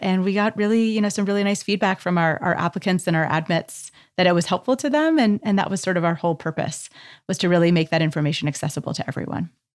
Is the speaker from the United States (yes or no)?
no; Canada; moved away; as a Canadian